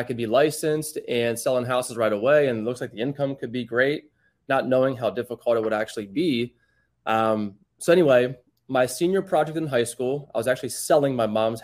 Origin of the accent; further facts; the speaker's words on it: York, Pennsylvania, United States; moved away as an adult; now in South Florida, United States; I grew up in a small town up north, York, Pennsylvania, born and raised. I was there until I was 30